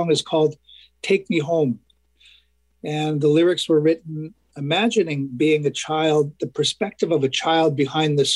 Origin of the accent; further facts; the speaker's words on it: Canada; as a young person and an adolescent growing up in mainstream Canada